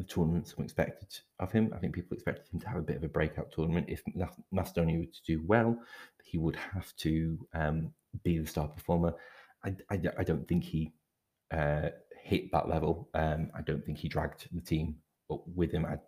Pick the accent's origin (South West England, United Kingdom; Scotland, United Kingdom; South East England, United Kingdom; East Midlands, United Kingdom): Scotland, United Kingdom; I'm Scottish